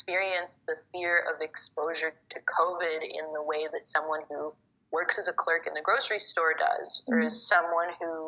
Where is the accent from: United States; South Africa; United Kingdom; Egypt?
Egypt; I'm from Egypt